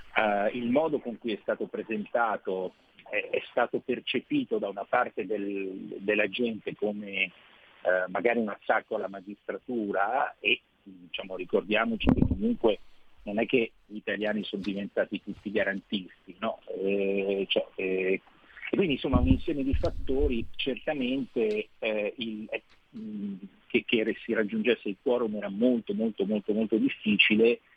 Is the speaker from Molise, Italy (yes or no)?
no; Rome, Lazio, Italy; da romano so cosa vuol dire avere avuto un sindaco dei Cinque Stelle